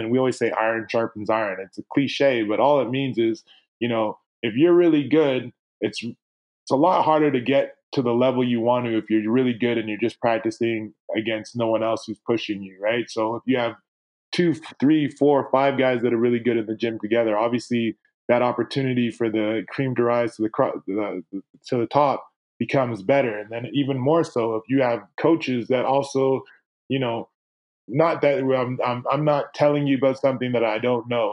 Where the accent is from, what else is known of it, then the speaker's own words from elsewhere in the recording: Toronto, Ontario, Canada; also born or lived in Winnipeg, Manitoba; now in British Columbia, Canada; growing up in Toronto